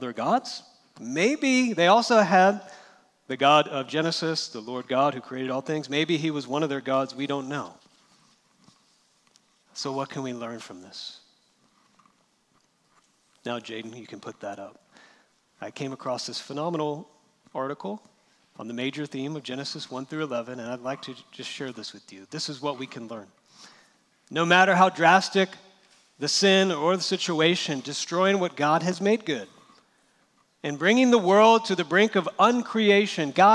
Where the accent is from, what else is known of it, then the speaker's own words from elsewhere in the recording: California, United States; I'm from California